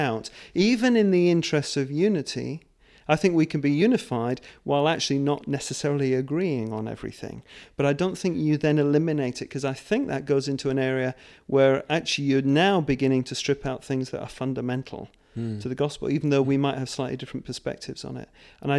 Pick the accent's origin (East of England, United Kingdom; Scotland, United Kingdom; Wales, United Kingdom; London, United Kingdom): Scotland, United Kingdom; born there; Actually, I was born in Scotland.